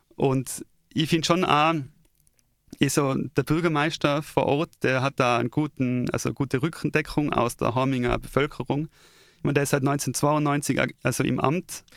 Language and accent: German; Tyrol, Austria; als Tiroler